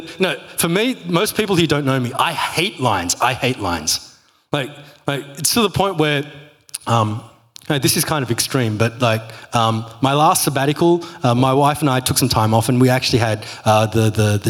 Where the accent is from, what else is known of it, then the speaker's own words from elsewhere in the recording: Australia; I'm Aussie